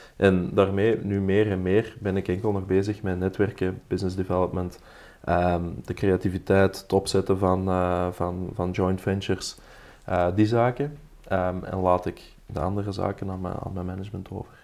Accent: Belgium; wij Belgen

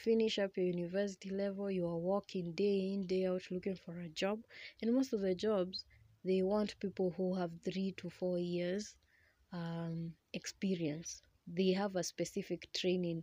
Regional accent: Kenya; English is a second language; I'm a Kenyan.

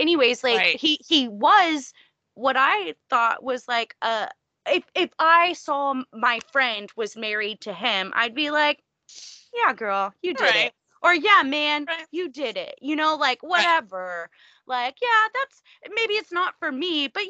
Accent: Texas, United States; I am from the fucking South. I'm from Texas.

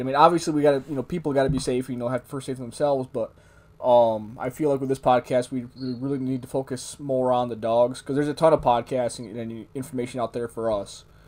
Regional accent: Lake Ontario, Northeast, United States; now in Arizona, United States; I grew up in the Northeast, big woods

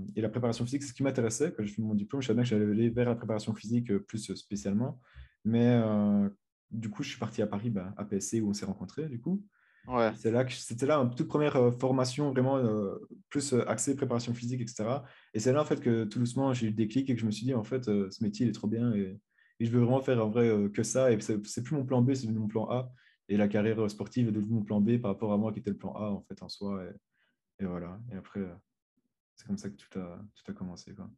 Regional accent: Belgium; comme je suis belge

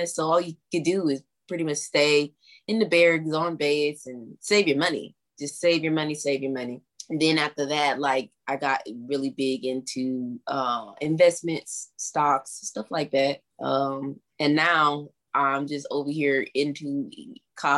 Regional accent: Alabama, United States; moved away as an adult; now in Japan; where I'm from Alabama

